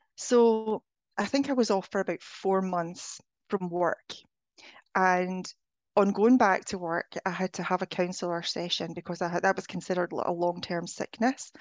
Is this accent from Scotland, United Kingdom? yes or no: yes; Scotland, United Kingdom; moved away; I'm originally from Scotland